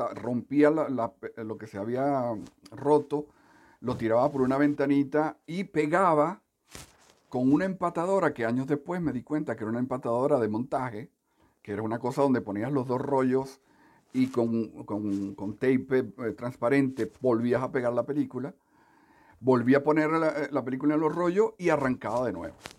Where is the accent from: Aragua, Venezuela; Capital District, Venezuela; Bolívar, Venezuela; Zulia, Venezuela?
Capital District, Venezuela; Caracas; also born or lived in Coro, Venezuela / Punto Fijo, Venezuela; cuando tenía seis años, mi madre se tuvo que ir a Caracas